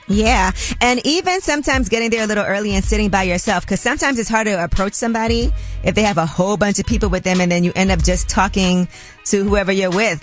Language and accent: English; New York, United States; I'm from New York